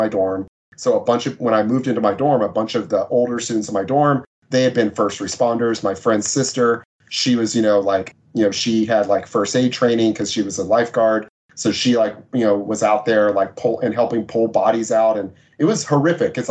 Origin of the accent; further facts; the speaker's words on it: Texas, United States; I'm from Texas